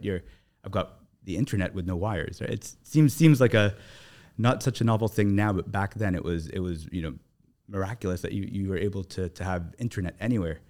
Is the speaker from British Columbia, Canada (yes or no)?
no; Toronto, Ontario, Canada; moved away as an adult; now in Abu Dhabi, United Arab Emirates; I grew up in Toronto